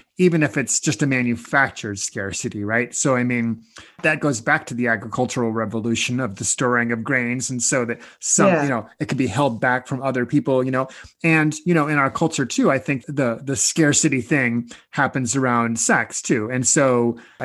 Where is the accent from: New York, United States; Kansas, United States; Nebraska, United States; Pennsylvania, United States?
Nebraska, United States; Omaha; I was growing up in Omaha, Nebraska, right? So conservative, wow. Red state place, Catholic schools